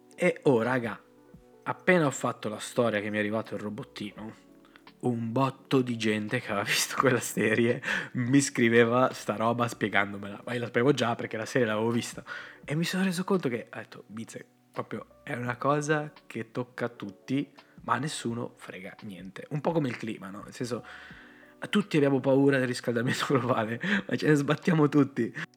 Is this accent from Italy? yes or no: yes; Rozzano, Lombardy, Italy; vengo da Rozzano